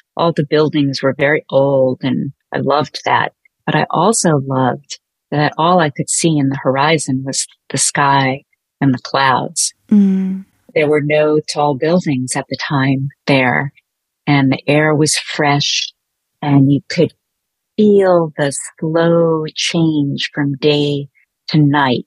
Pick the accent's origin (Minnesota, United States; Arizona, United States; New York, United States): New York, United States; New York City; also born or lived in Catskills, New York; growing up in Brooklyn